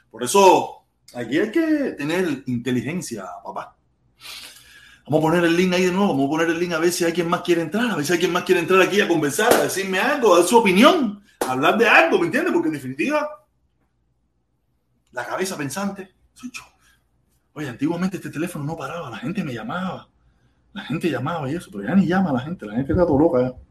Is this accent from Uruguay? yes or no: no; Cuba; seguimos siendo todos hermanos cubanos.